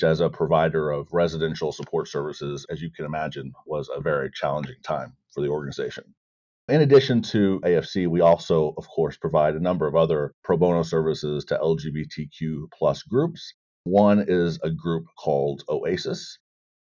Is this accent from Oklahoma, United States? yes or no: yes; Oklahoma, United States; moved away; I grew up in Oklahoma